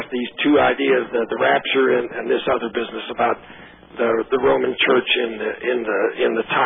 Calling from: Western Ohio, United States; I'm calling you from Western Ohio.

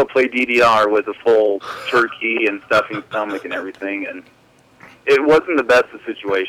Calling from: Idaho Falls, Idaho, United States; I am from Idaho Falls, Idaho.

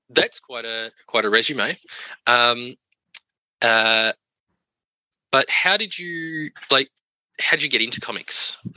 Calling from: Melbourne, Victoria, Australia; I'm coming today from um, Wurundjeri land

